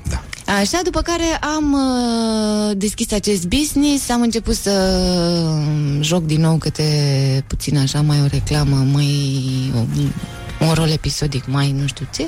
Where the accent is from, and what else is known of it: Eforie, Constanța County, Romania; born or raised there